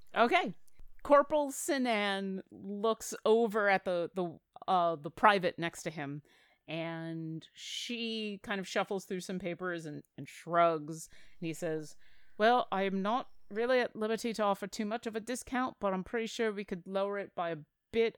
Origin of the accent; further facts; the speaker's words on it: Buffalo, New York, United States; I'm from Buffalo